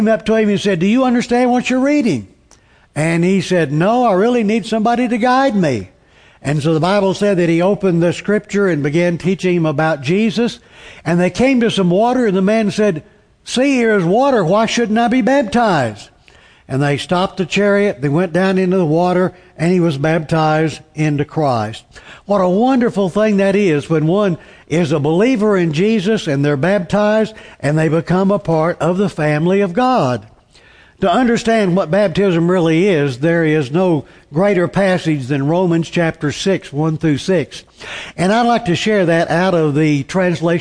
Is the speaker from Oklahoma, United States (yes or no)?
yes; Tulsa, Oklahoma, United States; When I grew up in Tulsa